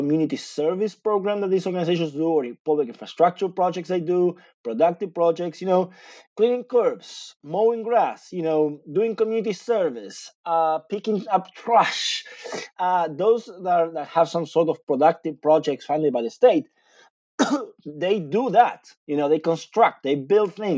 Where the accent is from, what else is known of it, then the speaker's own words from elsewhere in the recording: Buenos Aires Province, Argentina; English is a second language; moved away as an adult; now in United States; I lived in Buenos Aires, in the greater Buenos Aires, okay, for 25 years